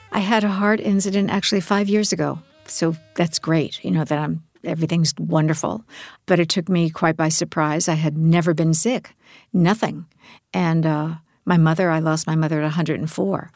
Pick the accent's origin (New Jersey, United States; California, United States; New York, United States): New York, United States; I grew up in New York.